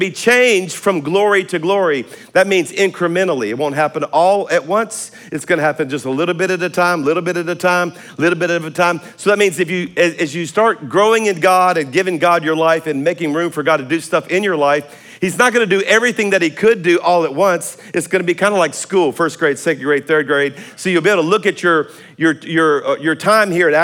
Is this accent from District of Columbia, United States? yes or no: no; South Louisiana, United States; I'm a Cajun from South Louisiana